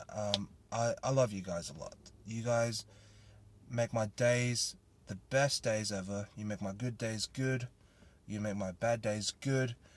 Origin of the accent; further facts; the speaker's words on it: Australia; I am a Thai Australian, born and raised in Australia